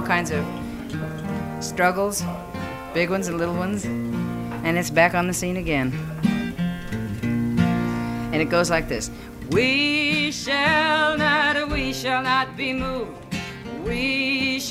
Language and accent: English; Detroit, Michigan, United States; When I was a kid growing up in Detroit, I used to sing outside the shop gates